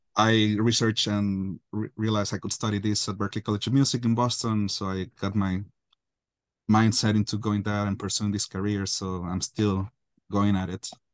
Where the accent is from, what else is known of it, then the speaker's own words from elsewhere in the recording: Guadalajara, Jalisco, Mexico; growing up in Guadalajara, Mexico